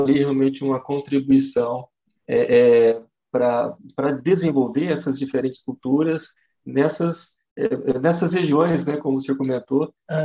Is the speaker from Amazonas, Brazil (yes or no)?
no; Jabuticabal, São Paulo, Brazil; eu sou natural aqui de Jabuticabal, né?